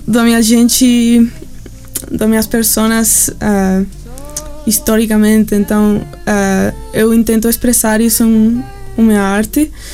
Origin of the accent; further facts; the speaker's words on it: Vancouver, British Columbia, Canada; Portuguese is a second language; moved away as an adult; also born or lived in Mexico / Amazonas, Brazil; now in Brazil; eu cresci, eu nasci em Canadá, um, ah, em Vancouver. Uhum. E, então, toda a minha vida eu morei lá